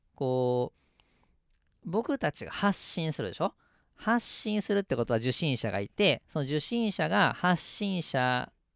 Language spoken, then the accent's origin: Japanese; Mie, Japan; also born or lived in Nagoya; 俺もあのたまたま三重で生まれたから、うん、三重にいるだけど